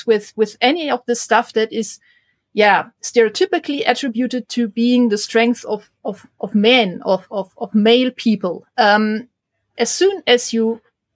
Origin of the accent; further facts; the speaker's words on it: Germany; growing up in Germany in the 80s as a girl who was into STEM stuff